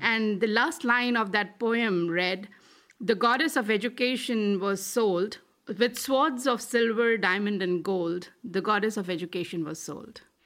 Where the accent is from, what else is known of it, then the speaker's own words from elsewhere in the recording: Delhi, India; moved away as an adult; also born or lived in Malaysia; I grew up in Delhi and, uh, did my P H D from, you know, Delhi University